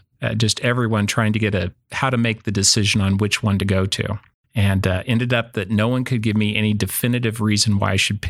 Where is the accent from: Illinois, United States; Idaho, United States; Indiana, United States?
Idaho, United States; also born or lived in California; Correct. I was born in California. I moved to Idaho when I was about 4 years old.